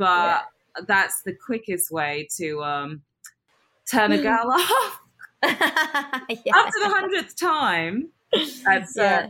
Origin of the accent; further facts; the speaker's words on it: United Kingdom; accent: British; moved away as an adult; now in United States; I came over when I was like 18, so I have my firm British accent.